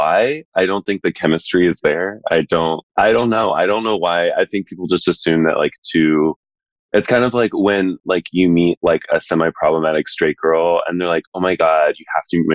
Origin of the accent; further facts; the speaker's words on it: Texas, United States; now in New York, United States; I'm from Texas